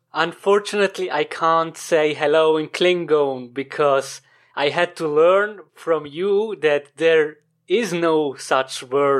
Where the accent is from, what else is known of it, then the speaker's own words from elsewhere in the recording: German-speaking Switzerland, Switzerland; English is a second language; As you know, I come from Switzerland, from the German-speaking part.